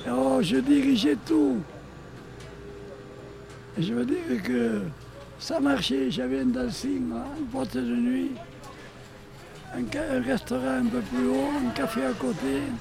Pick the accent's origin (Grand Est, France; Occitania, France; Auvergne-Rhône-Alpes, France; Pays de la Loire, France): Occitania, France; Prades; Je connais le Prades depuis 96 ans. Je suis né à Prades, 96 ans.